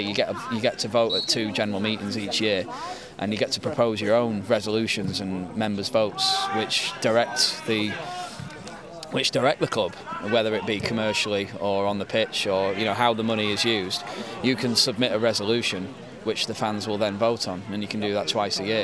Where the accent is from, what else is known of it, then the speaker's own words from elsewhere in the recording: Halifax, Yorkshire and the Humber, United Kingdom; also born or lived in Manchester; grew up near Halifax, in West Yorkshire